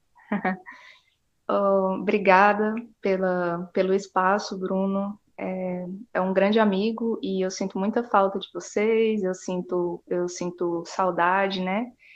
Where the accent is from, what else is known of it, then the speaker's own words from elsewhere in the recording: Porto Nacional, Tocantins, Brazil; moved away as an adult; also born or lived in Goiânia; Eu sou do Tocantins, é, de Porto Nacional